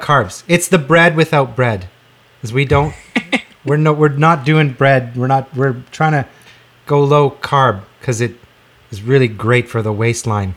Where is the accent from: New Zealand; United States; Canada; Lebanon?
Canada; Regina, Saskatchewan; I grew up in Regina